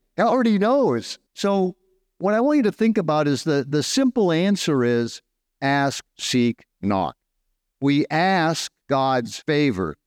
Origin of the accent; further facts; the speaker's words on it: Southern California, United States; moved away as an adult; now in Dumaguete, Philippines; I'm from Southern California